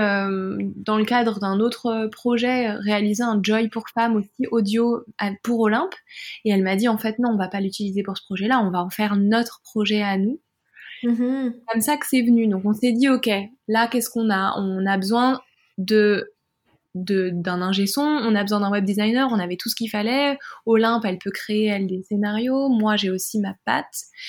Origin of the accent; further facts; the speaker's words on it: France; je suis française